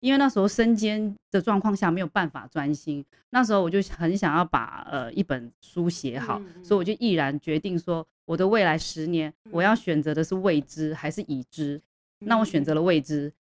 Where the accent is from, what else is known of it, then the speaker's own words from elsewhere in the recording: Hong Kong; born there; 其实我是在香港出生